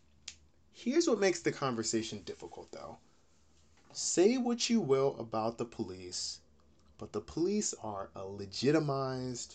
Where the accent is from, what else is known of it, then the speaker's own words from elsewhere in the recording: Georgia, United States; I grew up in Georgia